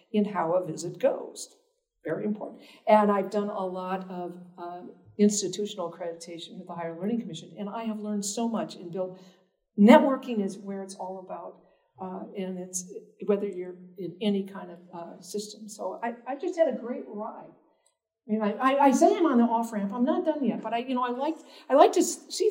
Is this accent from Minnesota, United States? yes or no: yes; Minnesota, United States; also born or lived in Boston; now in Nebraska, United States; I grew up in Minnesota